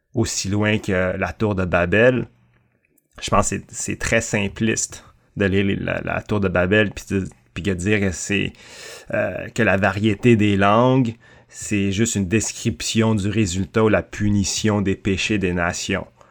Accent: Canada; also born or lived in Thailand; Je suis euh, chinois, cambodgien, né en Thaïlande, mais vraiment franco-canadien

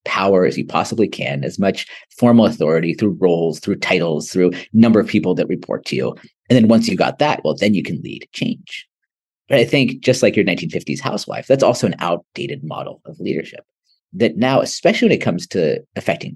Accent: United States; also born or lived in Ahmedabad, India; being an American living in big cities

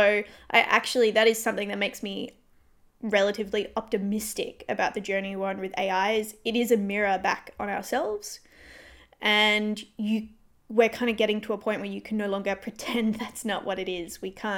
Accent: Perth, Western Australia, Australia; We are. And it's going to be very difficult not to make this about Perth.

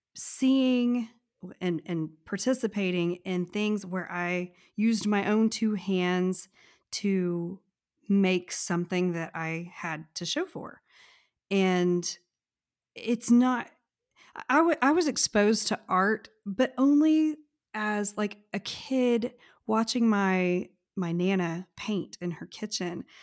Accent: Texas, United States; I am from Texas

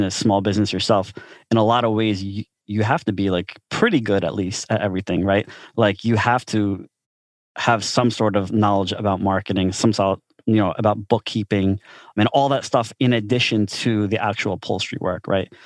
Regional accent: Philadelphia, Pennsylvania, United States; I grew up in South Philly with an Italian neighborhood

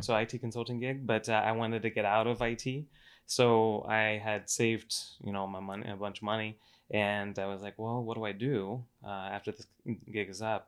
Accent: Cocoa Beach, Florida, United States; moved away as an adult; also born or lived in Atlanta; now in Las Vegas, United States; i grew up in florida uh over uh, cocoa beach area cape canaveral

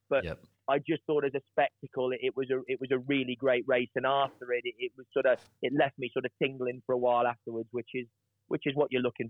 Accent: United Kingdom; I'm British

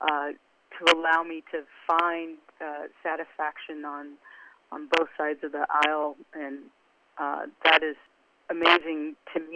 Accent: Omaha, Nebraska, United States; moved away as an adult; also born or lived in Beckenham, England / California / New York; I grew up in Omaha, and quiet as it's kept, I was born in Beckenham, England. And I think we got to Omaha when I was about 5

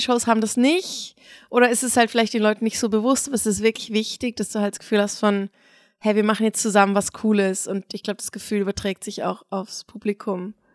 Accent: Basel, Basel-Stadt, Switzerland; wir kommen alle irgendwie aus Basel

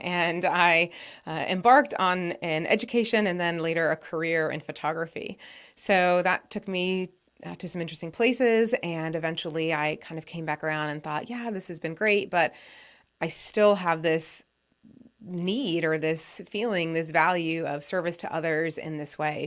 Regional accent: New England, United States; I grew up in New England

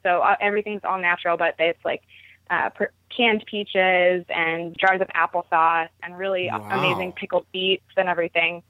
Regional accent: Baltimore, Maryland, United States; I started out going to my first farmer's market growing up in Baltimore

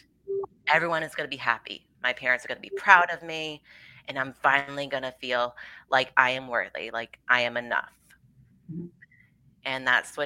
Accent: Rhode Island, United States; I'm from Rhode Island and I was born and raised here

